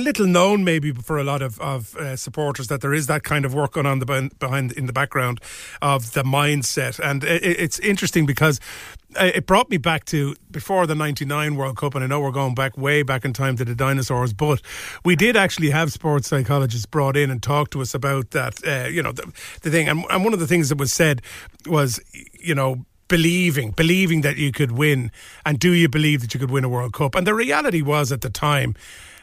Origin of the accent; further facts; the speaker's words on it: Ireland; It's a funny thing being Irish